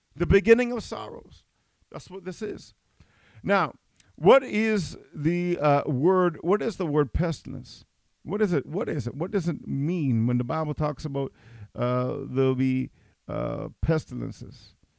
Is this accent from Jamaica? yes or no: yes; Jamaica; now in Canada; I'm a Jamaican citizen